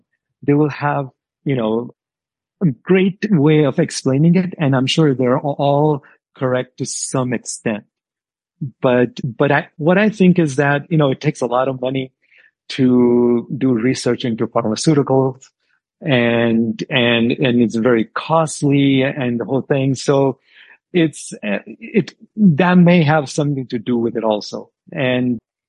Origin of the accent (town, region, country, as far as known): New Mexico, United States; born or raised there; also born or lived in India